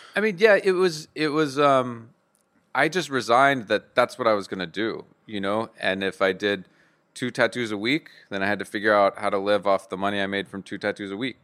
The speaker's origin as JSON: {"language": "English", "town": "Bayou Hermitage", "region": "Louisiana", "country": "United States", "said": "I'm from Podung, Louisiana, about thirty miles outside of New Orleans, um, a little town called Bayou Hermitage"}